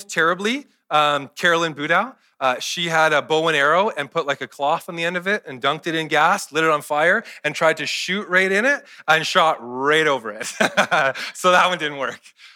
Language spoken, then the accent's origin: English; Kelowna, British Columbia, Canada; I grew up in Kelowna